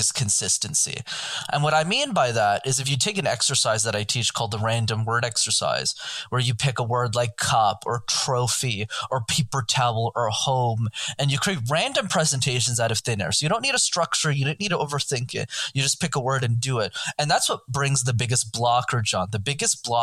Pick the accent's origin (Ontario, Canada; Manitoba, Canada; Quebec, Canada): Quebec, Canada; Montreal; I grew up in Montreal in Canada